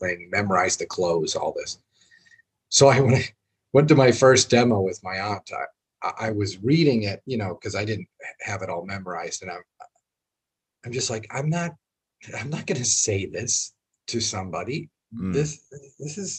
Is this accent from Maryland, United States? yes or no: no; Boston, Massachusetts, United States; we're from Boston